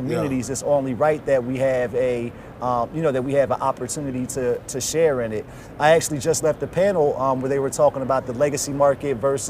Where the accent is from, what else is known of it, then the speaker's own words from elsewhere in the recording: Trenton, New Jersey, United States; my community where I grew up in Trenton, New Jersey.